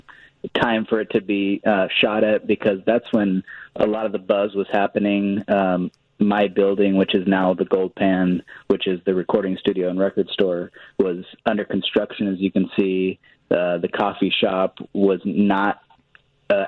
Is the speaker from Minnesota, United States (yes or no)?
no; Hillsboro, Illinois, United States; also born or lived in Denver; open a studio in downtown Hillsborough.